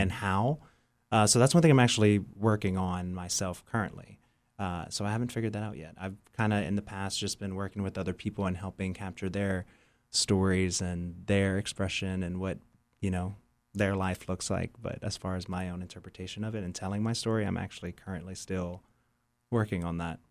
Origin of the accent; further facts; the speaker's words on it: New Iberia, Louisiana, United States; growing up in New Iberia and just in the South in general